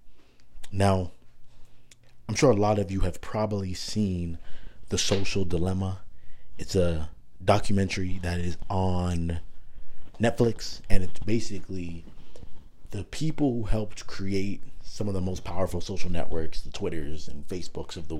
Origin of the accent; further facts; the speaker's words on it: Toronto, Ontario, Canada; also born or lived in Markham, Ontario; growing up in Canada, for specifically in Toronto